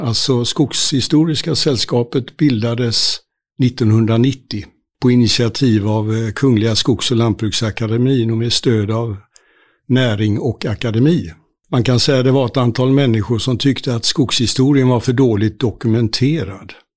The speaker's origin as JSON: {"language": "Swedish", "town": "Gothenburg", "region": "Västra Götaland", "country": "Sweden", "tie": "born or raised there", "said": "Jag är eh, född och uppvuxen i Göteborgs, Göteborg med omnejd"}